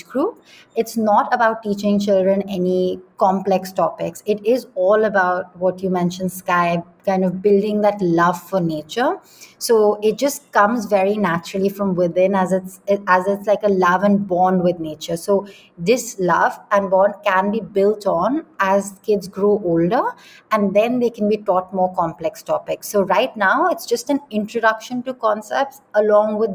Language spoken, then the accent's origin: English; Delhi, India; also born or lived in London; I grew up in Delhi, which again does not have very many green spaces.